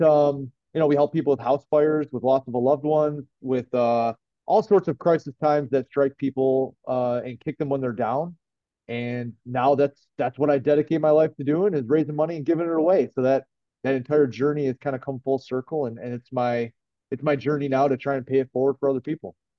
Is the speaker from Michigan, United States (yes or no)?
yes; Brighton, Michigan, United States; I'm from Brighton, from Brighton, Michigan, and I uh, was born and raised. I lived here my whole life.